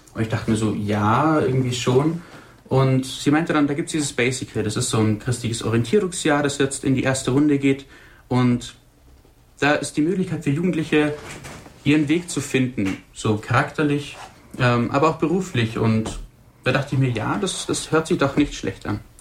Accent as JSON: {"language": "German", "town": "Burgberg", "region": "Bavaria", "country": "Germany", "tie": "born or raised there", "moved": "as an adult", "lives_now": "Wolfratshausen, Germany", "said": "Ich komme gebürtig aus dem Oberallgäu, ähm, Burgberg, Sonthofen, die Richtung."}